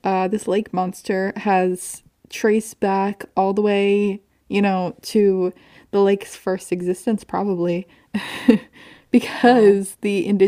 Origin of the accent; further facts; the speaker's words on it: Northeast, United States; I grew up in the Northeast.